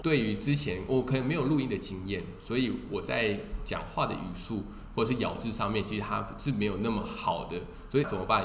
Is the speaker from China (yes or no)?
no; Taiwan; 我们台湾人